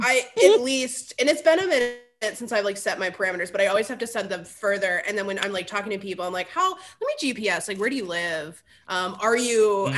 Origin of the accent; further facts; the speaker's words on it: Cleveland, Ohio, United States; I grew up in the Cleveland area